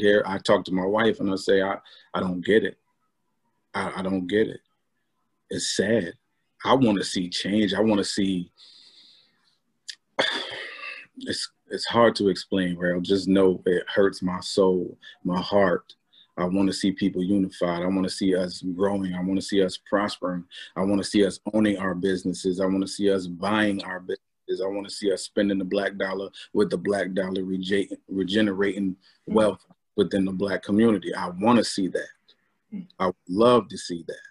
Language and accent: English; Albany, United States; growing up in Albany